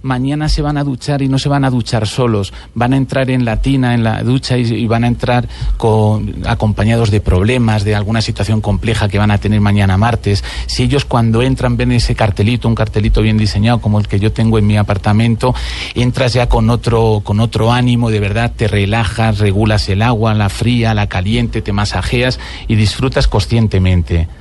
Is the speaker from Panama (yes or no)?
no; Spain; now in Bogotá, Colombia